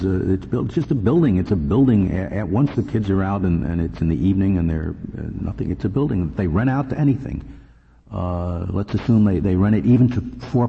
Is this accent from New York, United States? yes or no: yes; New York, United States; moved away; I grew up in New York State